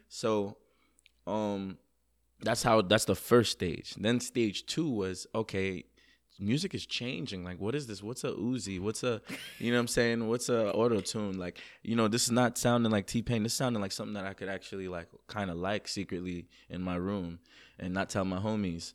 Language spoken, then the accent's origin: English; New York City, New York, United States; also born or lived in Jamaica; I'm from Queens, New York, originally born in Jamaica, the island. Um, moved to Queens, New York